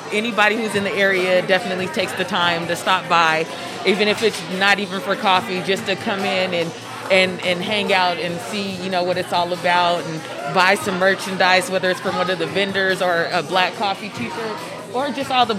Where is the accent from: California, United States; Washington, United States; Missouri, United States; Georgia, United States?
Washington, United States; Seattle; I grew up in the central area of Seattle